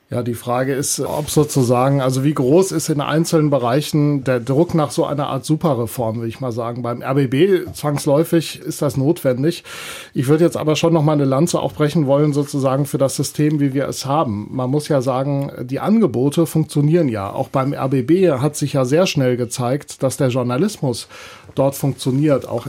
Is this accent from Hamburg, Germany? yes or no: no; Rhineland-Palatinate, Germany; speziell Rheinland-Pfalz ist meine Heimat, deswegen bin ich hier in das Regionale gegangen